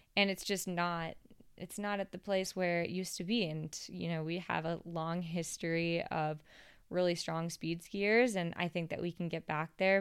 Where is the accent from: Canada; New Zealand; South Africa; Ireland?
Canada; Whistler, British Columbia; being from Whistler, it's a big mountain